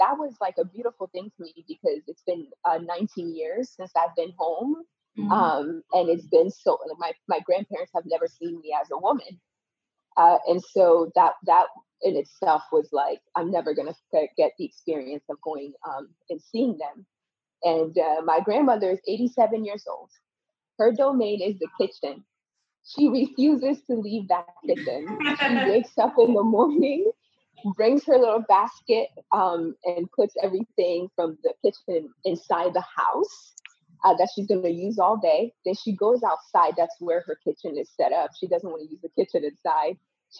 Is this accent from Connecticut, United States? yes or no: yes; Connecticut, United States; And from that time, I grew up in Connecticut from 10 till about 17 years old. I grew up in Connecticut.